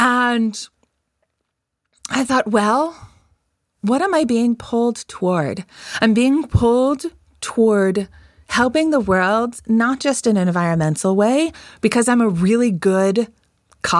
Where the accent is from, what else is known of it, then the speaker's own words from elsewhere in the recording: outside of Colorado Springs, United States; I grew up outside of Colorado Springs, far, far outside of Colorado Springs.